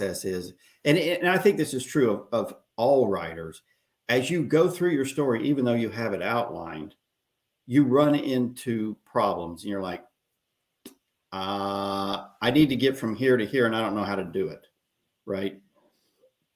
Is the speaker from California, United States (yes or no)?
no; Oklahoma, United States; moved away as an adult; now in Texas, United States; I was born in Oklahoma, and I lived there for the first 30 years